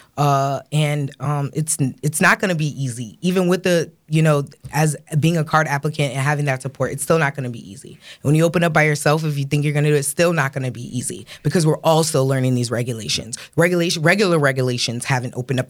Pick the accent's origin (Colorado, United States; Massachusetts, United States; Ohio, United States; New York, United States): New York, United States; Rochester; we're from Rochester